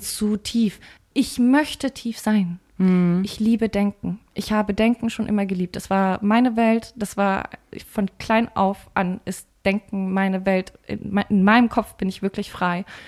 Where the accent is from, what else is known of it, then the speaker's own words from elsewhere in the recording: Bavaria, Germany; ich komme aus Bayern